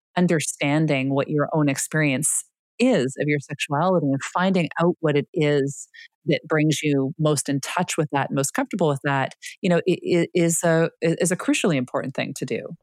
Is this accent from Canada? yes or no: yes; Canada; I'm Canadian